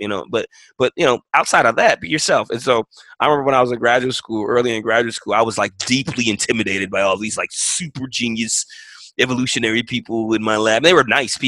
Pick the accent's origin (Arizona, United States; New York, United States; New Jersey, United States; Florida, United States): New York, United States; New York City; moved away; I'm from New York City. I'm from public housing.